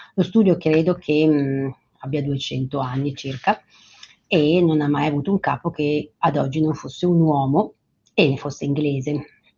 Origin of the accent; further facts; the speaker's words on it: Franciacorta, Lombardy, Italy; Io vengo dalla Francia corta